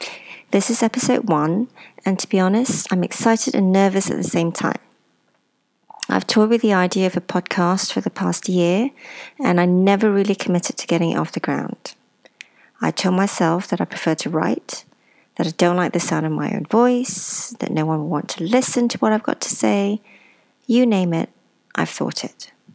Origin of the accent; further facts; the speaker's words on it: Ipoh, Perak, Malaysia; born there; And I was born in Ipoh, a small town in Malaysia.